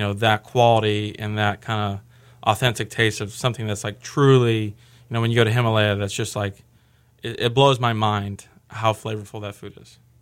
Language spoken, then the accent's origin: English; Austin, Texas, United States; I'm born and raised in Austin.